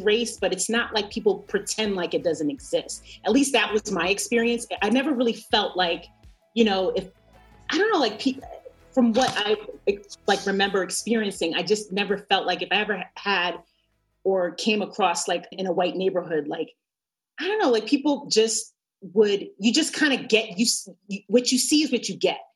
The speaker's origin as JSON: {"language": "English", "region": "New York", "country": "United States", "also_born_or_lived": "Montclair, New Jersey", "moved": "as an adult", "lives_now": "Los Angeles, United States", "said": "I'm from New York"}